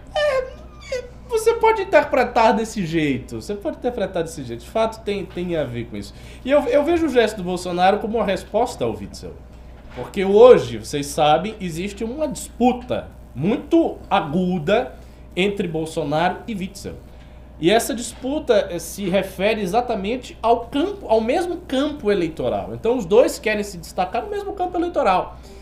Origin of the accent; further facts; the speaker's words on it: Bahia, Brazil; como bom baiano que sou. Eu tenho a licença da baianidade.